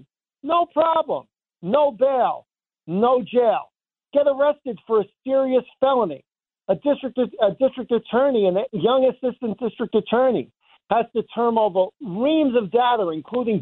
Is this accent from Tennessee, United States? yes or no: no; Valley Stream, New York, United States; I grew up in Valley Stream